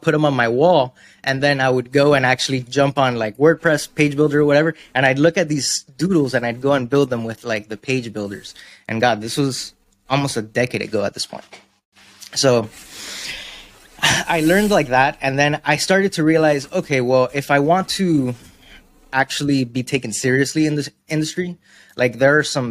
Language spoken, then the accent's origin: English; Miami, Florida, United States; where I come from, I'm from Miami. So we have a very big art scene